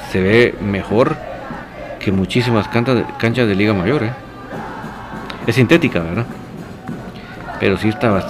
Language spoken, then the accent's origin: Spanish; Gualán, Zacapa, Guatemala; soy de Gualán, Zacapa, pero te cuento que la esposa del chino Iván León es de acá, de Gualán